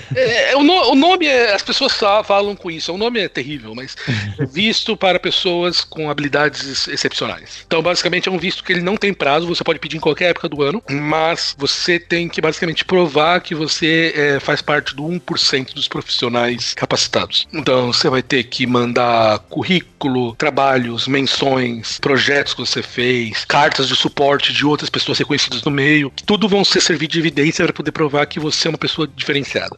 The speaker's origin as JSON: {"language": "Portuguese", "region": "São Paulo", "country": "Brazil", "tie": "born or raised there", "also_born_or_lived": "Netherlands / France", "accent": "São Paulo (Mooca)", "moved": "as an adult", "lives_now": "Boston, United States", "said": "Então, sou de São Paulo, nascido, crescido"}